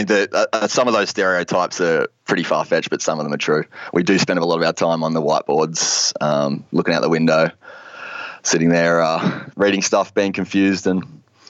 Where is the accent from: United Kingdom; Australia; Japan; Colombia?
Australia; Gold Coast, Queensland; moved away as an adult; now in Seattle, United States; I grew up on the Goldie